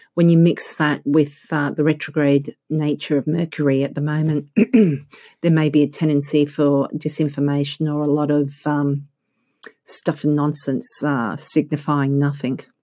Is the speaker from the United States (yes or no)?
no; Australia; accent: Australian; I'm actually Australian.